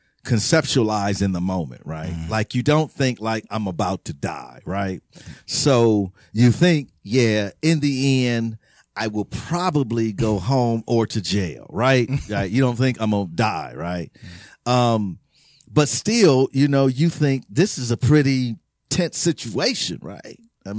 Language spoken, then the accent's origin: English; Los Angeles, California, United States; born there; Where I'm really from? And I was born here before that.